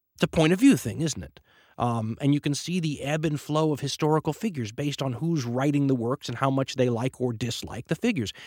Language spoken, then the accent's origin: English; United States; being an American